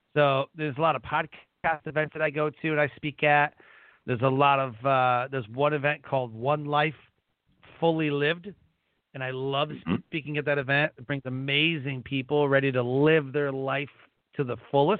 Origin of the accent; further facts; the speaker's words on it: Detroit, Michigan, United States; we grew up in Detroit, didn't really have a lot either